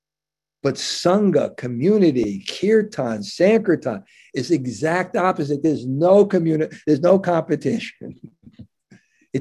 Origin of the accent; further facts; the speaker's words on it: New York, United States; I grew up in New York